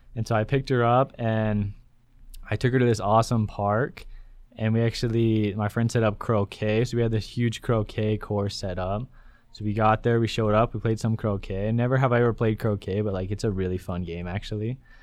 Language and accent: English; Elko, Nevada, United States; moved away as an adult; I'm also from Elko, Nevada.